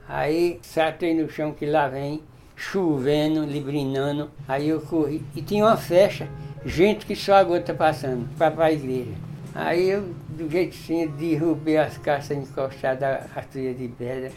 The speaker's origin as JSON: {"language": "Portuguese", "region": "Pernambuco", "country": "Brazil", "said": "eu sou de Pernambuco, eu andei, eu ainda andei muito"}